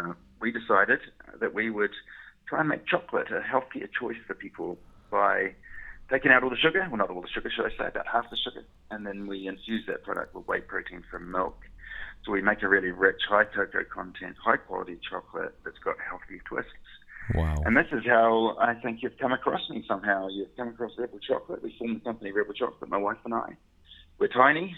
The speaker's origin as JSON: {"language": "English", "country": "New Zealand", "moved": "as an adult", "lives_now": "Glasgow, United Kingdom", "said": "I'm from New Zealand"}